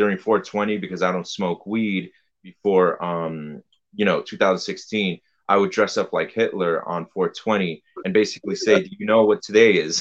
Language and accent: English; New York City, New York, United States; I'm from New York City. I grew up right wing, you know, conservative household.